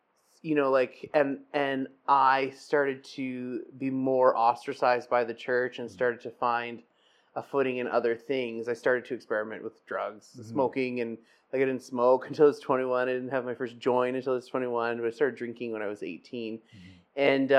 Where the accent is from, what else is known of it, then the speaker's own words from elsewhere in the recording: South Porcupine, Ontario, Canada; also born or lived in Timmins / North Bay; I grew up in Northern Ontario. I was born in Timmins and grew up in South Porcupine and spent my teens in North Bay. Scottish working class family. It's a small mining town.